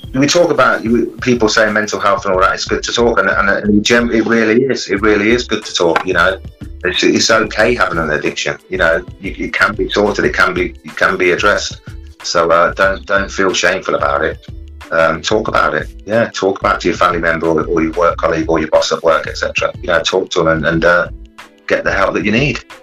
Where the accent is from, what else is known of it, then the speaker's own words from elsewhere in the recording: Coventry, West Midlands, United Kingdom; from nine years old, growing up in Coventry